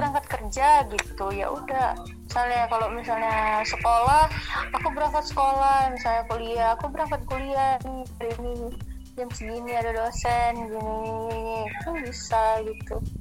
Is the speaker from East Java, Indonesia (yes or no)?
no; Medan, North Sumatra, Indonesia; Asalnya dari Medan